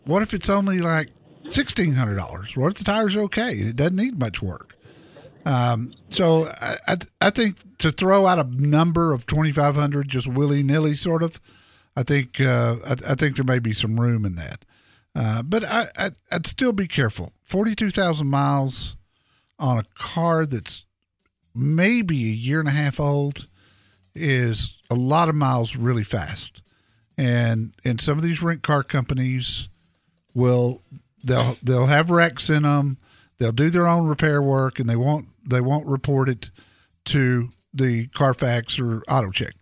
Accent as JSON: {"language": "English", "town": "Dallas", "region": "Texas", "country": "United States", "tie": "born or raised there", "said": "the neighborhood I grew up in Dallas"}